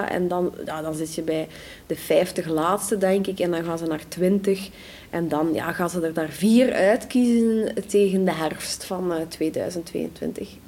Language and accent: Dutch; Flanders, Belgium